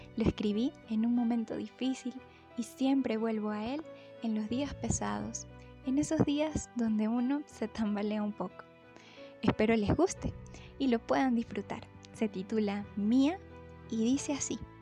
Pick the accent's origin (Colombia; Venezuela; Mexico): Venezuela; Mérida; Soy de Mérida, Venezuela